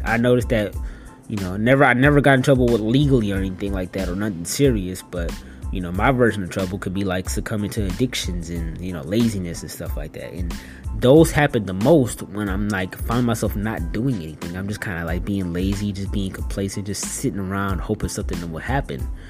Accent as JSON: {"language": "English", "town": "Detroit", "region": "Michigan", "country": "United States", "tie": "born or raised there", "said": "I'm from Detroit and stuff, and you know, Detroit ain't the most um, safest city out there, you know. Uh, but I had a pretty good, you know, upbringing"}